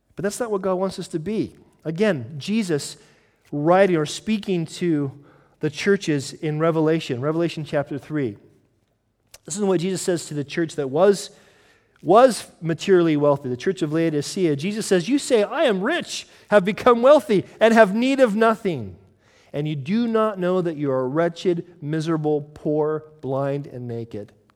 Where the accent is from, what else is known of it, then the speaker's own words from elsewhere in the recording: United States; moved away; as an American